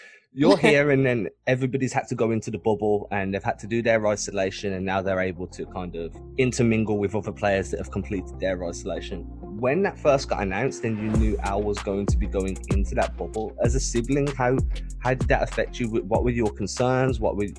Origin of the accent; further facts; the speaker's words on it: Birmingham, West Midlands, United Kingdom; I'm not from London. I'm quite far away. Where I am, nobody speaks like that.